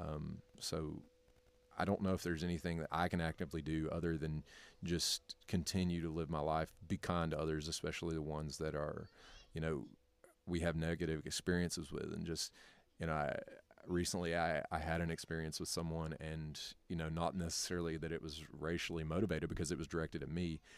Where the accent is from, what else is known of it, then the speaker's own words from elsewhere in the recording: North Carolina, United States; moved away as an adult; also born or lived in Kentucky; now in Tennessee, United States; born and raised in North Carolina.